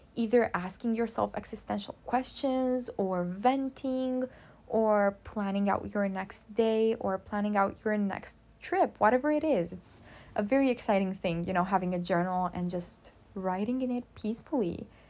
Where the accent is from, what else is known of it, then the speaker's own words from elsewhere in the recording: Constanța, Constanța County, Romania; Constanța is my hometown. I'm from Romania